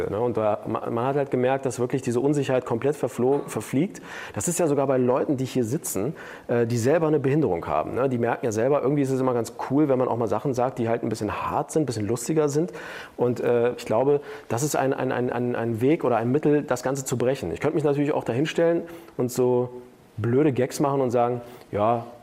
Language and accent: German; Turkey; ja, hey, ich bin Türke, ich bin Türke.